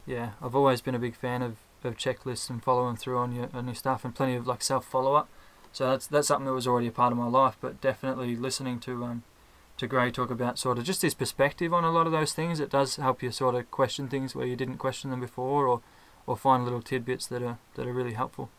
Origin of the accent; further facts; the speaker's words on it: Ballarat, Victoria, Australia; I'm from Ballarat, also from Australia.